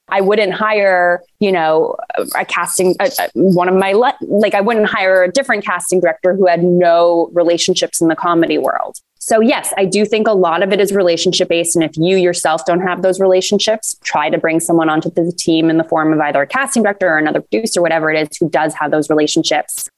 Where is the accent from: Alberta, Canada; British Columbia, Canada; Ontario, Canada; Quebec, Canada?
Ontario, Canada; Toronto; I'm a very proud Canadian and Torontonian, as I'm sure many people hear in my accent occasionally during this conversation